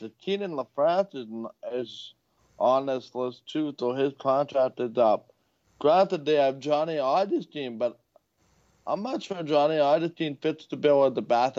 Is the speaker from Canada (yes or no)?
yes; Winnipeg, Manitoba, Canada; we are from Winnipeg, and that's kind of the world we live in.